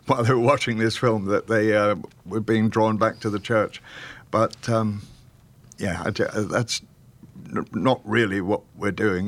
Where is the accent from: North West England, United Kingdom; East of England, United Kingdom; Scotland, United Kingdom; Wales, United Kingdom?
Wales, United Kingdom; Welsh; We're both Welsh.